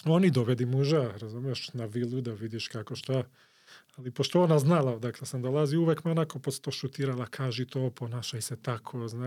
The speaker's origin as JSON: {"language": "Croatian", "town": "Skopje", "country": "North Macedonia", "said": "ja sam iz Koplja"}